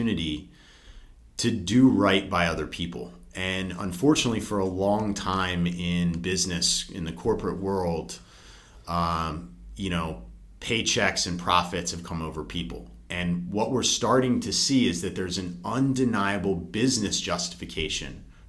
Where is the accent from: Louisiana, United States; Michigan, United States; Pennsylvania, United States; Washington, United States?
Pennsylvania, United States; Philadelphia; moved away; also born or lived in Raleigh, North Carolina / New York; I'm from the Philadelphia area